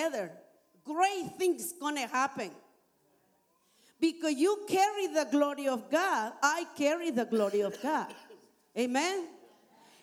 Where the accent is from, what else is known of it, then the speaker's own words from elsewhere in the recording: Nicaragua; English is a second language; moved away as an adult; now in Canada; I am from Nicaragua. I've been here in Canada for 30 years